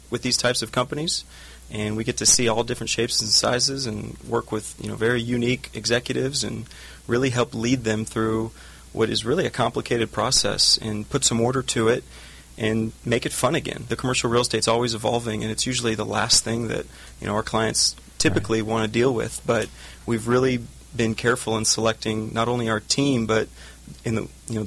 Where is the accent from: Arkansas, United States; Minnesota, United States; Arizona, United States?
Arizona, United States; Phoenix; moved away as an adult; also born or lived in Newport Beach, California; born and raised in Phoenix, Arizona